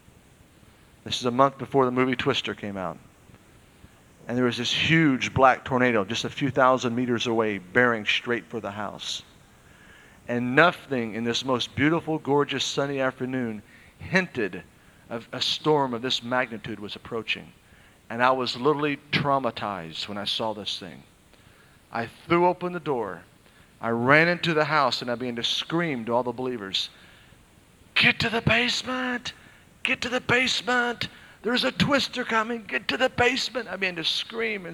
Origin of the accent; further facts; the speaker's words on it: Oklahoma, United States; I was raised in Oklahoma and there's many twisters